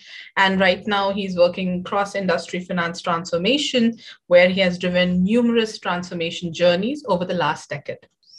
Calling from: Hyderabad, Telangana, India; I'm joining in from Hyderabad, India.

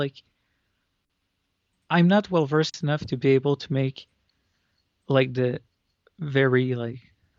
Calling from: Montreal, Quebec, Canada; from Montreal.

